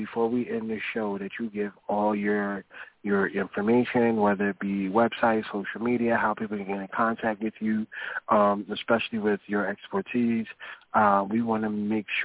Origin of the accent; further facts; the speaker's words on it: Sylvania, Georgia, United States; My family, we from Sylvania, Georgia